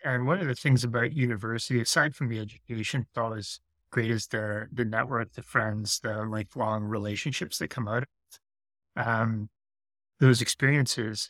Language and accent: English; Sudbury, Ontario, Canada; also born or lived in Vancouver; I came back home to do grad studies. So I'm, I'm from Sudbury